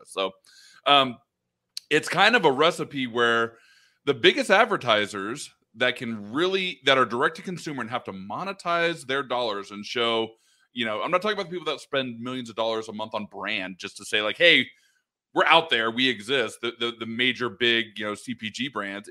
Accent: Oregon, United States; moved away as an adult; also born or lived in Los Angeles area, California; We grew up in Oregon.

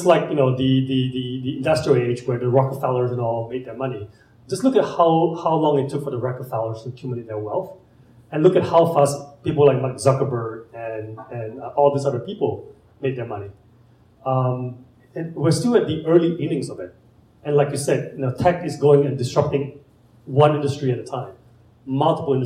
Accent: Malaysia; moved away as an adult; also born or lived in San Francisco; now in Indianapolis, United States; I'm an immigrant from Malaysia. I came here with two suitcases

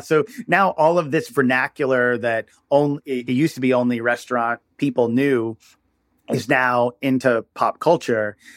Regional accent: New York area, United States; I'm from the New York area

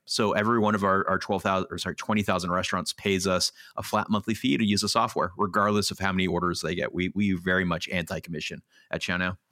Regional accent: Los Angeles, California, United States; also born or lived in New York; I grew up in Los Angeles

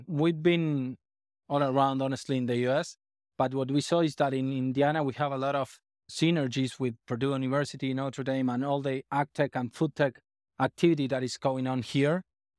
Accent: Argentina; Yeah, I'm from Argentina.

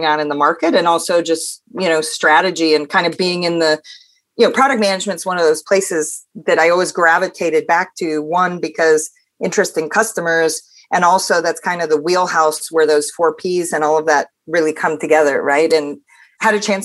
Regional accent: Pacific Northwest, United States; also born or lived in Denmark; I'm originally from the Pacific Northwest

